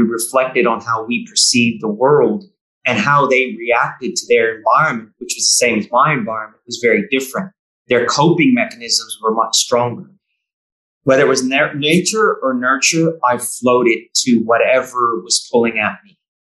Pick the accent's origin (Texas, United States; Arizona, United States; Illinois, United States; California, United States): California, United States; Bay Area; moved away as an adult; also born or lived in New South Wales; now in Victoria, Australia; It's a beautiful place where I grew up in the Bay Area